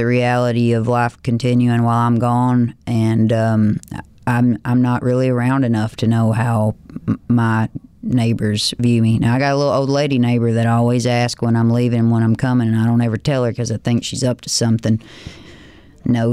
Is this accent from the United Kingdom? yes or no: no; the South, United States; as a Southerner